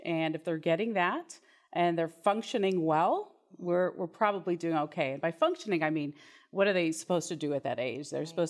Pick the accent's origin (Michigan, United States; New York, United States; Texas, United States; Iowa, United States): Texas, United States; Houston